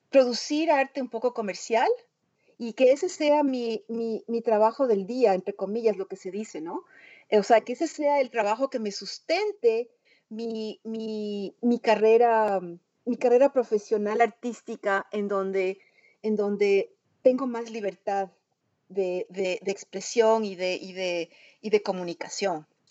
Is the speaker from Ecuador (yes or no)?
yes; Ecuador; moved away as an adult; also born or lived in New York, United States; now in United States; yo nací en, Nueva York, pero antes de cumplir un año me trasladé al Ecuador con mi madre y, yo crecí en el Ecuador. Y después, em, cuando cumplí 22 años, vuelvo a migrar a los Estados Unidos